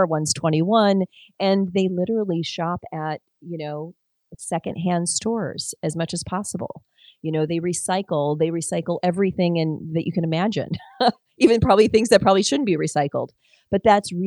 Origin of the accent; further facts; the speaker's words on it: Detroit, Michigan, United States; I grew up in Detroit